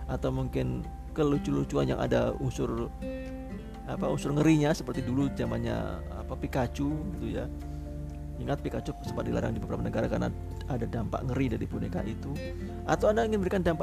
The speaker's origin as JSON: {"language": "Indonesian", "town": "Malang", "region": "East Java", "country": "Indonesia", "said": "saya orang Malang tinggal di Malang"}